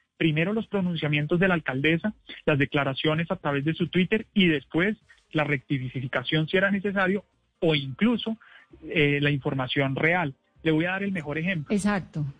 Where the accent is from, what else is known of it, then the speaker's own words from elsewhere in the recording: Bogotá, Colombia; somos los bogotanos